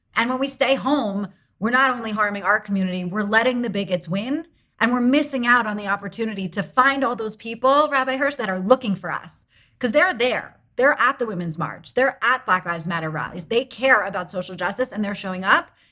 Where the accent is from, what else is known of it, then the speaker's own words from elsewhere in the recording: United States; I am an American